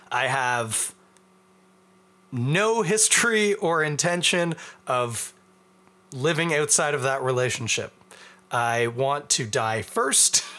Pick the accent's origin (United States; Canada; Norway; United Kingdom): Canada; As a Canadian